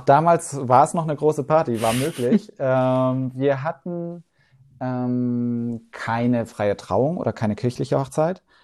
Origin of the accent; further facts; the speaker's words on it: Swabia, Baden-Württemberg, Germany; moved away as an adult; now in Hamburg, Germany; im Schwabeländle aufgewachsen und dann mit 18 sofort wieder zurück